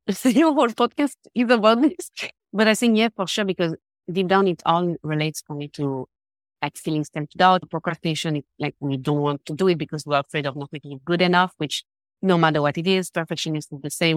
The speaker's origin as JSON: {"language": "English", "region": "Geneva", "country": "Switzerland", "second_language": "English", "said": "I'm from Geneva, Switzerland."}